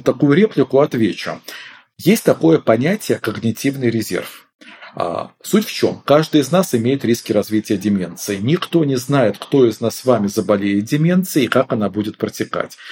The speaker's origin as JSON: {"language": "Russian", "country": "Belarus", "moved": "yes", "said": "Я сам выходец из Беларуси"}